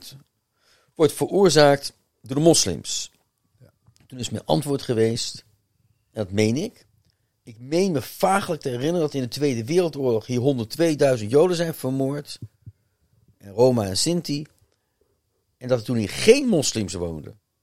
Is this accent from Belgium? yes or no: no; Netherlands; ik ben toch Nederlander